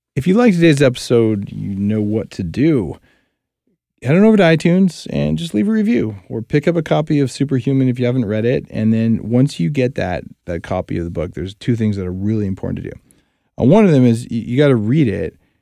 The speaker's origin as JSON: {"language": "English", "region": "New Mexico", "country": "United States", "tie": "born or raised there", "said": "I grew up in New Mexico"}